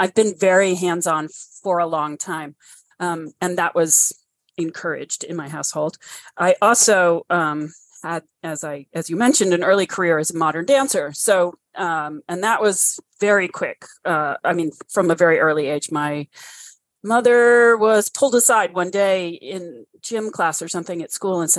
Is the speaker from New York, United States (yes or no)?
yes; New York City, New York, United States; moved away; I grew up in Brooklyn Heights